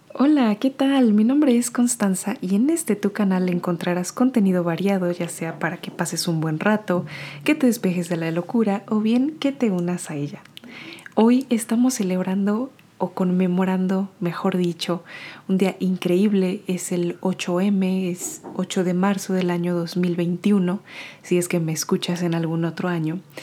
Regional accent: Mexico; moved away; mi país de origen que es México

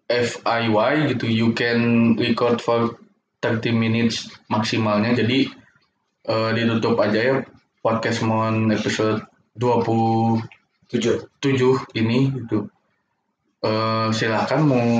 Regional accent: Bandung, West Java, Indonesia; kalau orang sebagai anak Bandung yang fashion mah pasti belanja ke gede bagi.

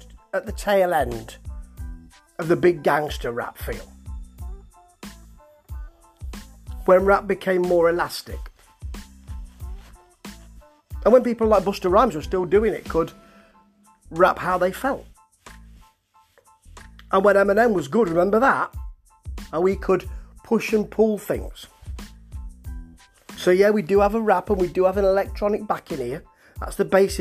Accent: Nottingham, East Midlands, United Kingdom; accent: Nottingham; I'm talking in my Nottingham accent

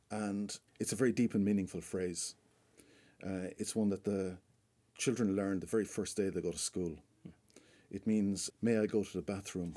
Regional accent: Charleville, Munster, Ireland; now in Galway, Ireland; around my hometown in Charleville

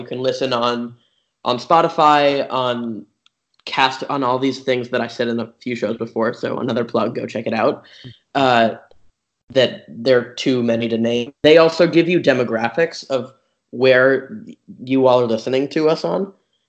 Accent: Croatia; We're from Croatia.

